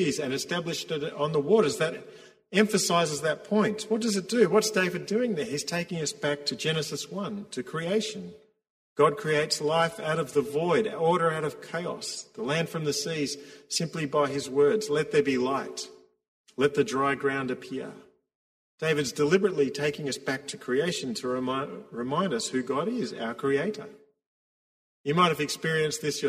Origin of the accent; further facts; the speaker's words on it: Victoria, Australia; us, Victorians